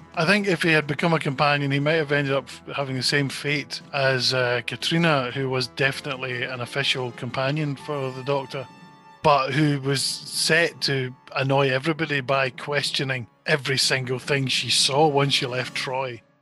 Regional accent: Scotland, United Kingdom; I'm Scottish

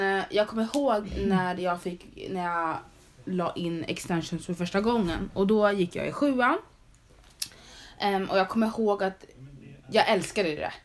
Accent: Sweden; Men jag är född i Sverige.

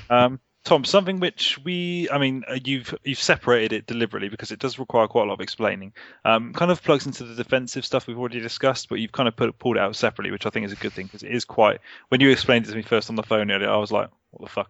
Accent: Surrey, South East England, United Kingdom; I'm not Cockney. I'm from Surrey.

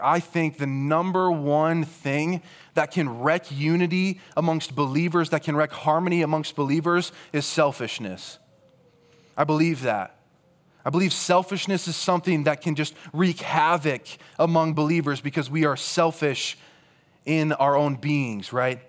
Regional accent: Rock Valley, Iowa, United States; moved away as an adult; also born or lived in Cedar Falls, Iowa; I grew up in Rock Valley, Iowa.

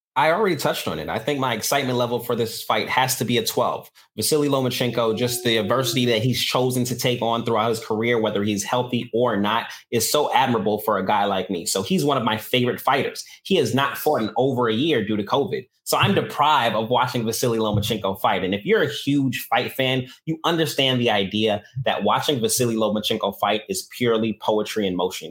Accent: New York, United States; I'm from New York

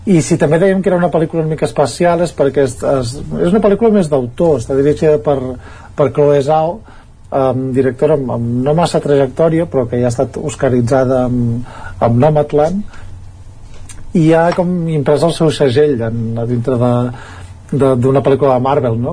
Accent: Ripollès, Catalonia, Spain; els que som del Ripollès

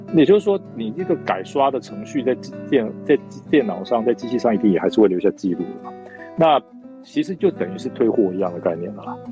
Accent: Fengyuan, Taichung, Taiwan; 我小时候在做在封圆

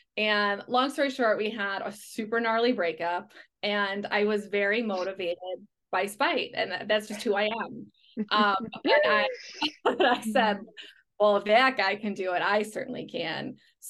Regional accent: Chicago, Illinois, United States; And it's not because I'm from Chicago. I'm from a pretty practical family.

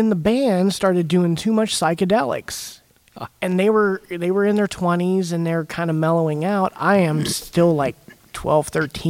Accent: Healdsburg, California, United States; I grew up in Healdsburg, which there's not a lot to do there, but drugs and drinking and playing music and chasing girls.

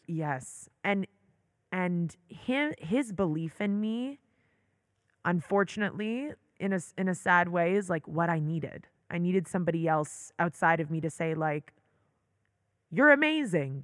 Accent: Toronto, Ontario, Canada; moved away as an adult; also born or lived in New York; now in Israel; I loved growing up in Toronto.

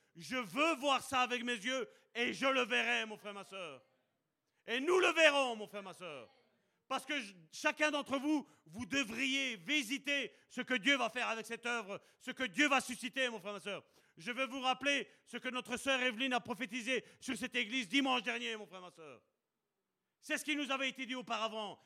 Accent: Charleroi, Wallonia, Belgium; je suis né à Charleroi, même si ma carte d'identité est belge

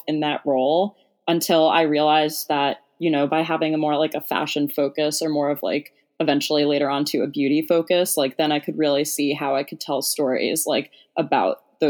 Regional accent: New Jersey, United States; I am from a small town in New Jersey, and it's probably like on a good traffic day, 30-minute drive, you know, right into Manhattan, which I think definitely always influenced me when I was younger.

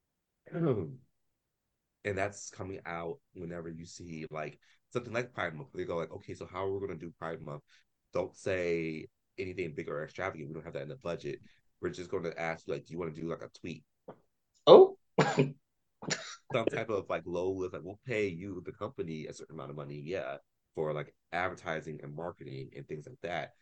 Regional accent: Columbus, Ohio, United States; moved away; also born or lived in Philadelphia, Pennsylvania; I grew up in Columbus, Ohio

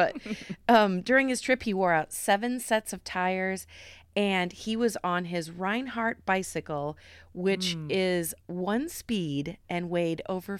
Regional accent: Cedar Rapids, Iowa, United States; but the Wright brothers lived in Cedar Rapids, which is my hometown, with their family from 1878 to 1881.

